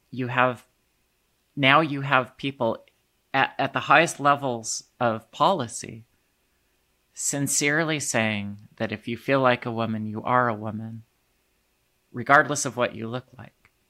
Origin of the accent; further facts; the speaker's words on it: Indiana, United States; And when the legislation came to my home state of Indiana